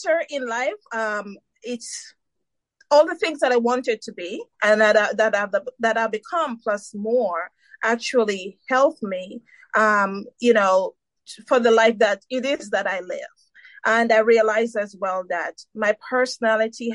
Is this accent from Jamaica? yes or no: yes; Saint Mary, Jamaica; now in United States; I was born in Jamaica, St. Mary, Jamaica, and I migrated to the U.S. in 1990